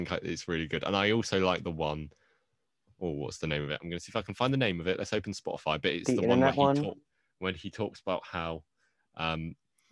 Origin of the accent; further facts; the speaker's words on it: United Kingdom; I'm a Brit